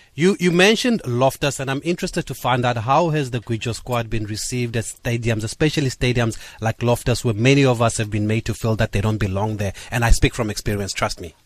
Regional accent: Eastern Cape, South Africa; I'm from the Eastern Cape, obviously

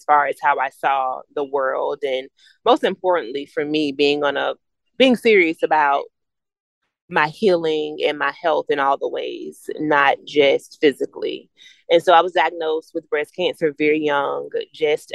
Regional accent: the South, United States; I'm from the South, so we call it a wake

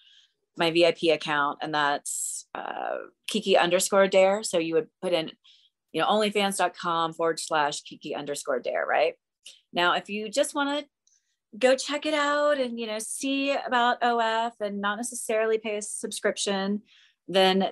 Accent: Memphis, Tennessee, United States; moved away; I grew up in Memphis.

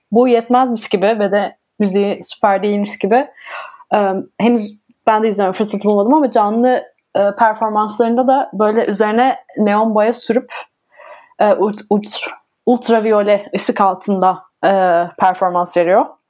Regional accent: Ankara, Turkey; moved away as an adult; now in Denmark; Ben de Ankaralıyım.

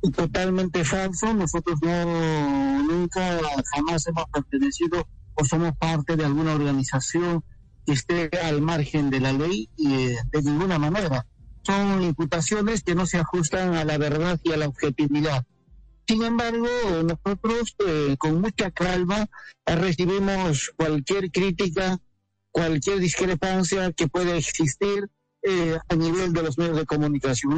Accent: Peru; nuestro país

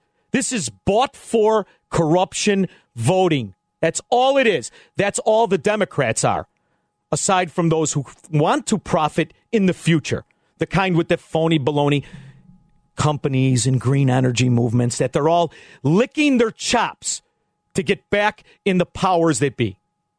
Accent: Melrose Park, Illinois, United States; As you know, I grew up in this area. I grew up in Melrose Park

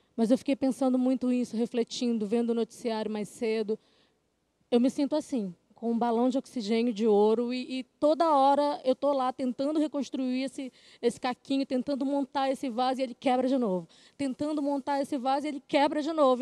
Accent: Brazil

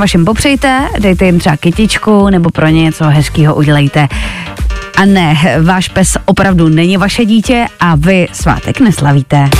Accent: Czechia; my Češi

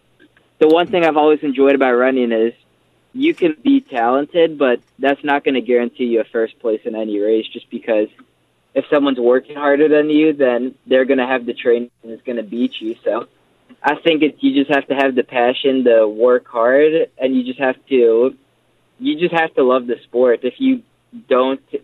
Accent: Frederick, Maryland, United States; born or raised there; moved away as an adult; now in Pittsburgh, United States

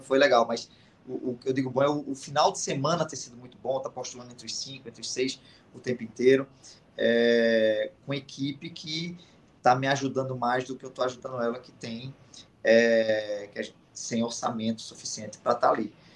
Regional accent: Pernambuco, Brazil; sendo pernambucano

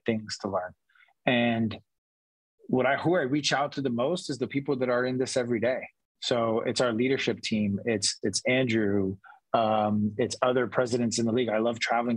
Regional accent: Brazil; now in San Diego, United States; I'm from Brazil, but I consider myself a San Diegan now

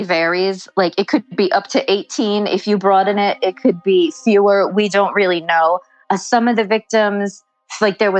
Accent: South Shore of Long Island, New York, United States; I actually grew up around here. I am from the South Shore of Long Island where all of this happened

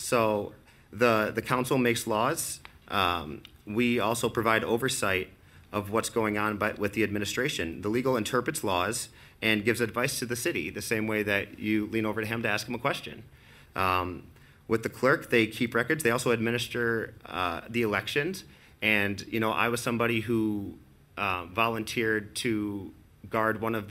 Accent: Lansing, Michigan, United States; also born or lived in New York City; I grew up in Lansing, over in the Churchill Downs neighborhood

